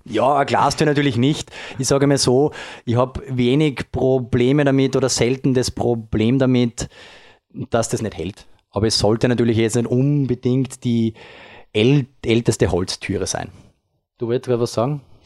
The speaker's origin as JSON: {"language": "German", "region": "Upper Austria", "country": "Austria", "tie": "born or raised there", "said": "ich als Oberösterreicher, äh, geboren dort"}